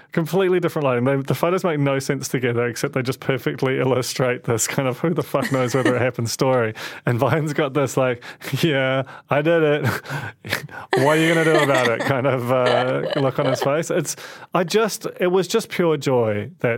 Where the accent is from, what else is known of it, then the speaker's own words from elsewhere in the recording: London, United Kingdom; And I grew up in London